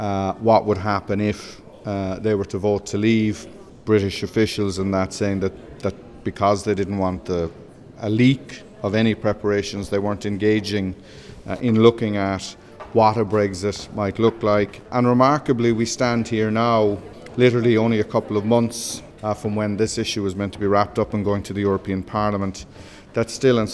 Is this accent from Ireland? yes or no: yes; Ireland; And that puts us as an Irish people at risk